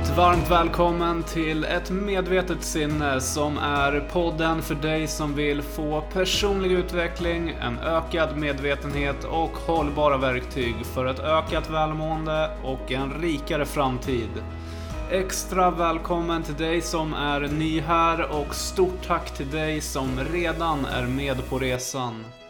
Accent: Flen, Södermanland, Sweden; moved away; also born or lived in Hallunda, Stockholm; jag är uppväxt i Flen

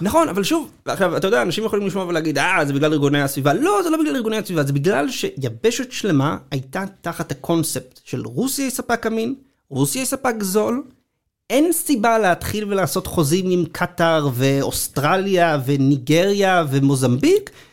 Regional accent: Israel; לנו כישראלים

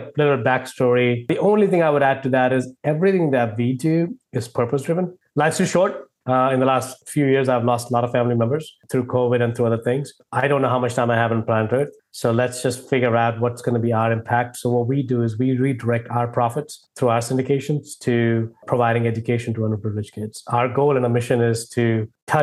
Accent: India; moved away as an adult; now in United States; if my accent didn't give away, or if my name didn't give away, I grew up in India. I've moved to the US in 2000

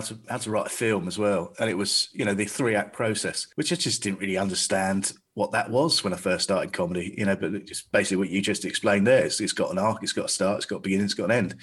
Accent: Staines, South East England, United Kingdom; I'm from Staines

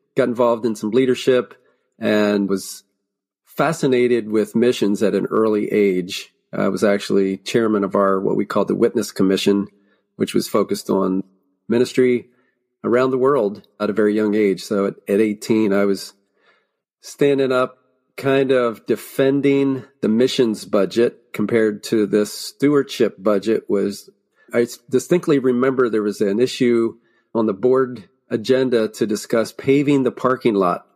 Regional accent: Lancaster County, Pennsylvania, United States; born or raised there

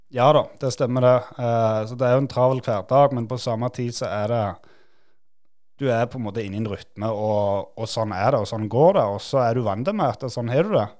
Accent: Nærbø, Rogaland, Norway; Vi, vi liker oss godt der vi er fra, og liker oss godt hjemme

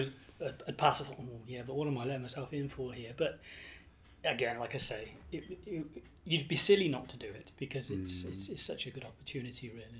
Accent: England, United Kingdom; now in Ireland; As I say, when we came over to here from England, my wife and I were keen.

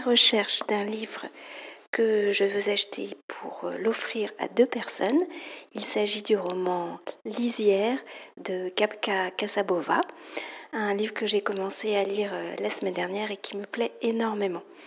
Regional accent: France; je suis française, j'habite près de Paris

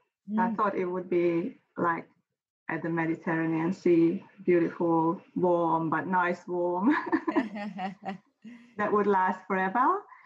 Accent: Hungary; now in Australia; You can't really compare.

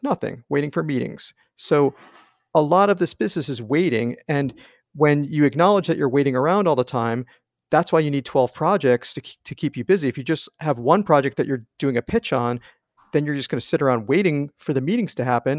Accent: East Coast, United States; moved away as an adult; I grew up on the East Coast

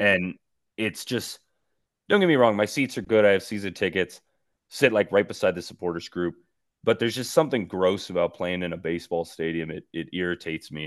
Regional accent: East Coast, United States; now in El Paso, United States; as a kid growing up on the East Coast

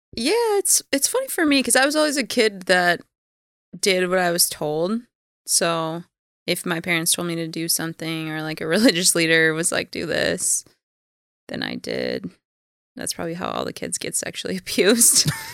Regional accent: Minneapolis, Minnesota, United States; I was born in Minneapolis.

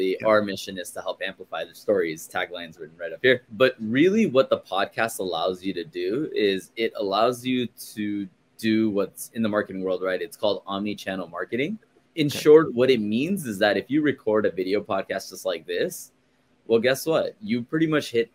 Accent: Glendale, California, United States; also born or lived in Chicago; I am born and raised in Los Angeles, in a small, not small, but in a town called Glendale

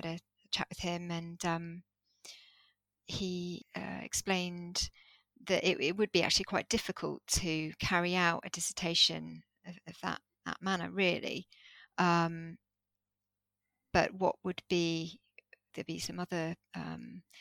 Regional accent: Jersey; I started attending these workshops in Jersey, because I grew up in Jersey

